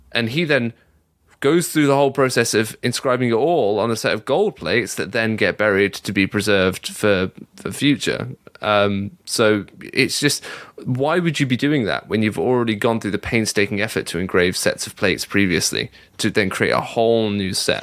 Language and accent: English; England, United Kingdom; being a Mormon growing up in England